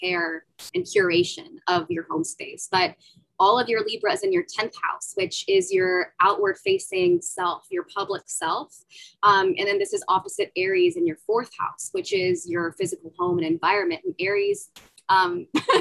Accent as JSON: {"language": "English", "region": "Central California", "country": "United States", "tie": "born or raised there", "said": "I grew up in the Central Californian desert"}